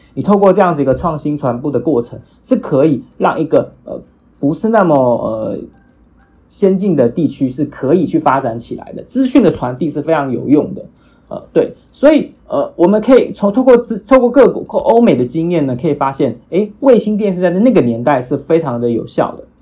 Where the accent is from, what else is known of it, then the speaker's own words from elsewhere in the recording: Taiwan; 我们台湾人